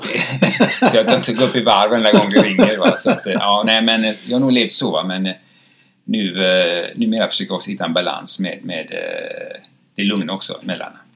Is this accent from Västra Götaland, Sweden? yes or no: yes; Gothenburg, Västra Götaland, Sweden; jag kommer från Frölunda